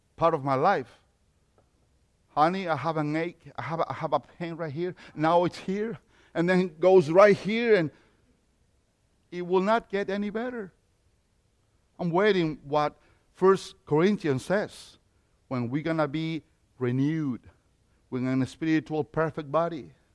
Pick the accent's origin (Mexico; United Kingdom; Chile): Mexico; accent: Mexican; English is a second language; now in United States; I was born in Mexico. So, yeah, that accent comes from Mexico.